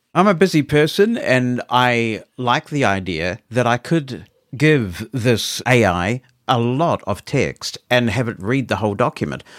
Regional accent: New Zealand; accent: New Zealand; my New Zealand accent

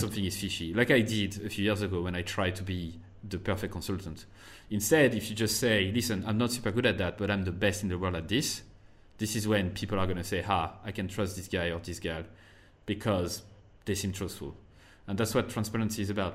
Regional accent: France; first language French; English is a second language; moved away as an adult; also born or lived in United States / Ireland; I went back to France for a year

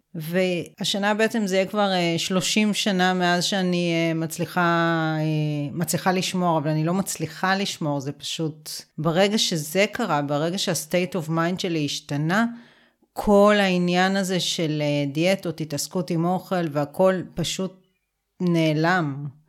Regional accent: Israel; גדלתי בקיבוץ

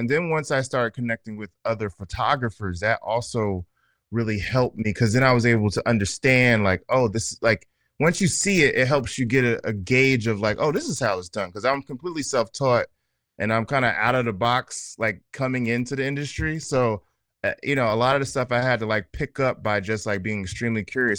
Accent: New Jersey, United States; also born or lived in Atlanta / Houston / Los Angeles / Oakland; now in Brooklyn, United States; Yeah, I'm originally from New Jersey, but New York is my home. It took me a long time to accept that. I've lived in several places, Atlanta, Houston, LA, Oakland.

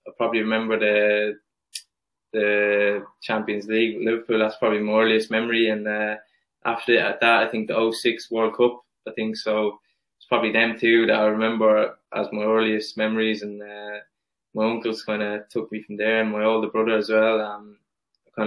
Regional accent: Cappoquin, Munster, Ireland; I grew up in a little village in Capoquin, County Waterford

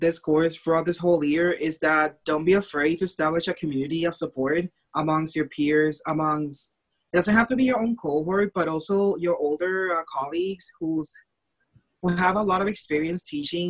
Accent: Puerto Rico; now in Normal, United States; fly back home to Puerto Rico

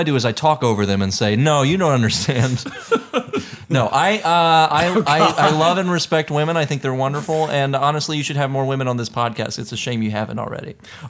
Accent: southwest Tennessee, United States; I'm from the southwest part of Tennessee.

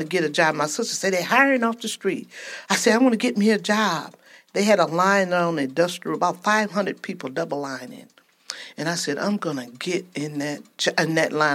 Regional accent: Georgia, United States; moved away; also born or lived in Flint, Michigan / Ypsilanti, Michigan; I'm originally from Georgia. My parents migrated to Flint, and from there to Ypsilanti

